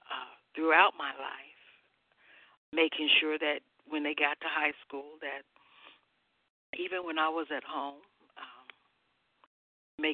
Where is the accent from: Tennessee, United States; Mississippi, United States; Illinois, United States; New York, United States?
Mississippi, United States; I was born in Mississippi, very, very poor